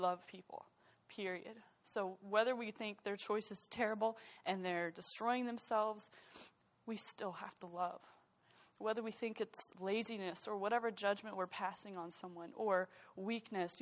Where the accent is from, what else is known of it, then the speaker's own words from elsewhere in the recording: United States; being an American